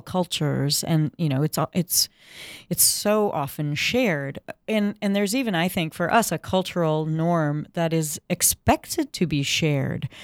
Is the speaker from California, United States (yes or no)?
no; Saint Paul, Minnesota, United States; I grew up in Saint Paul in the Twin Cities